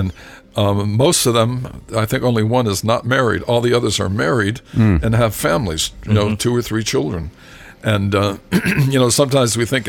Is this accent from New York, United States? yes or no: no; Massachusetts, United States; I'm from Massachusetts too, so I know all that.